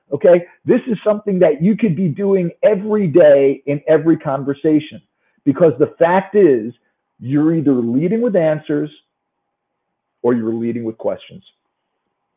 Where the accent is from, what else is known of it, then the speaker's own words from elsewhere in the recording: New York, United States; accent: New York; I'm from New York